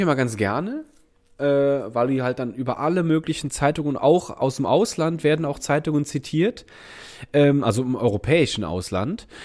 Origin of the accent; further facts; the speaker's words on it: Rhineland, Germany; now in Berlin, Germany; bei uns war das Rheinländer Dorf